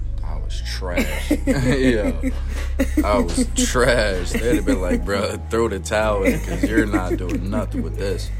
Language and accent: English; Harrisburg, Pennsylvania, United States; I was born and raised in Harrisburg Hospital.